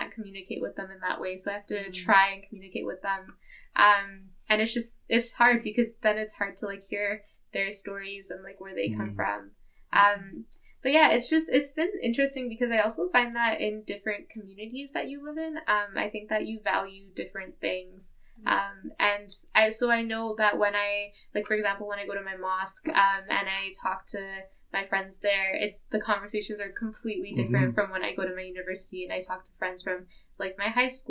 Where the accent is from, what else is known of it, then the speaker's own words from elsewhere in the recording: Edmonton, Alberta, Canada; first language English; I was born in Edmonton. I've grown up here my whole life.